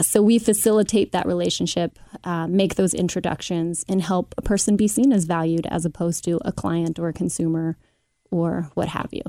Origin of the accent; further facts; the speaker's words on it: Cincinnati, Ohio, United States; I grew up in Oakley, uh, mother of two in Madisonville